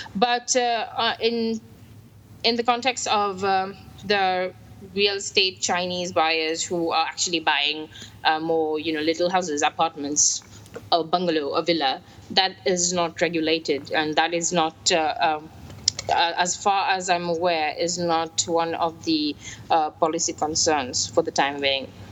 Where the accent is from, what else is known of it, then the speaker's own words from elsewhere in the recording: Mauritius; I am from Mauritius